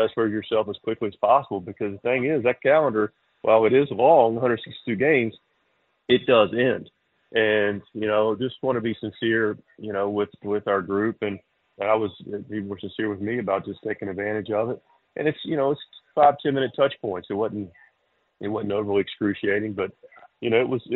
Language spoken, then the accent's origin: English; Charlotte, North Carolina, United States; now in Eastern North Carolina, United States; I grew up in Charlotte without a real love for country music at all. And now I'm in Eastern North Carolina